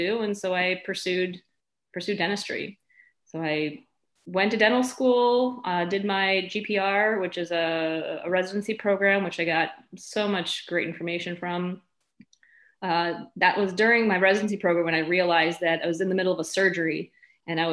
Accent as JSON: {"language": "English", "town": "Chicago", "region": "Illinois", "country": "United States", "tie": "born or raised there", "also_born_or_lived": "Milwaukee", "said": "I was born in Chicago, raised in the suburbs. I lived most of my adult life in Chicago, besides going to school"}